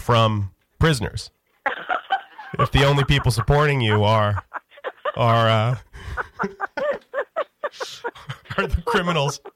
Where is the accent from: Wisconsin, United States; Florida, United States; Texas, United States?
Florida, United States; I'm from Florida.